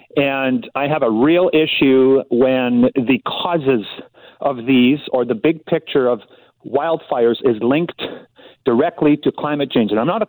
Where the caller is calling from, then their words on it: Kelowna, British Columbia, Canada; I'm phoning from Kelowna.